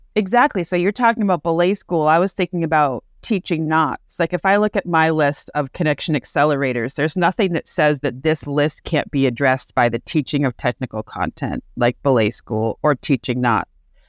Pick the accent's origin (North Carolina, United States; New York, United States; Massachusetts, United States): Massachusetts, United States; Amherst; I'm from Amherst, Mass